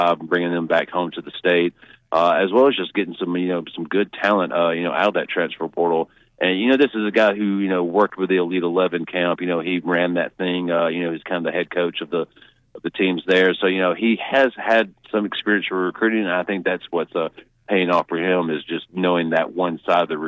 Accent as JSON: {"language": "English", "town": "Hamilton", "region": "Alabama", "country": "United States", "said": "I am from Hamilton."}